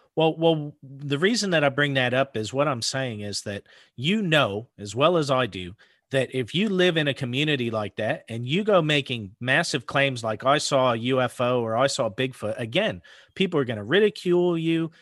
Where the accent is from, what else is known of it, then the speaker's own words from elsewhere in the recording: northern panhandle of Idaho, United States; I grew up in the Pacific Northwest, mountains and forests